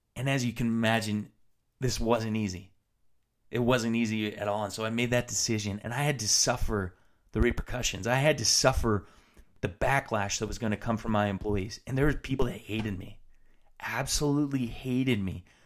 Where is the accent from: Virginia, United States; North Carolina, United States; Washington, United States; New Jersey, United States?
Washington, United States; Tri-Cities; moved away; also born or lived in Utah; I decided to move back to my hometown in, in Washington State, back to the Tri-Cities